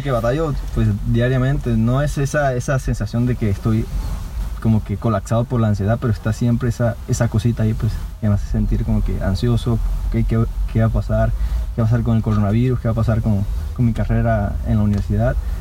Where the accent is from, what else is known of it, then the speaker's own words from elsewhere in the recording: Venezuela; now in Querétaro, Mexico; Soy mexicano, venezolano y queretano, obviamente.